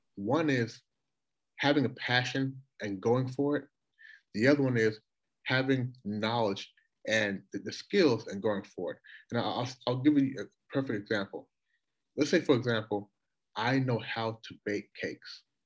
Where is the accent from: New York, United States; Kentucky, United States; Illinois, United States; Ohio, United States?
Kentucky, United States; Louisville; moved away as an adult; also born or lived in Toronto, Canada / Washington, D.C.; now in Shanghai, China; going from Toronto to Louisville, where I spent, you know, the vast majority of my life